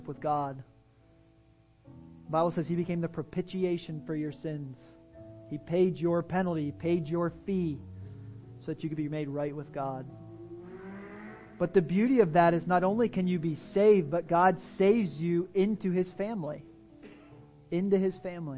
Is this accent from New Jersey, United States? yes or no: no; Pennsylvania, United States; now in Tampa, United States; I grew up in Pennsylvania